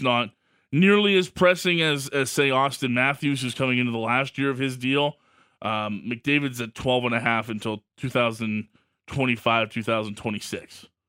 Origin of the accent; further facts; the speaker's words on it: Canada; I as a Canadian